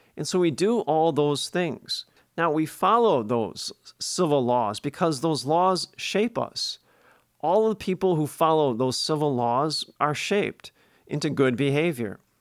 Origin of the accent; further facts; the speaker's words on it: Milwaukee, Wisconsin, United States; When I was growing up in Milwaukee as a kid, in the neighborhood